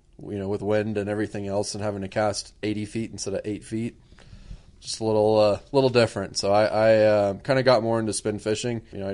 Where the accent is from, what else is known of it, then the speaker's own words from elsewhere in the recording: Southwest Florida, United States; I grew up in Southwest Florida.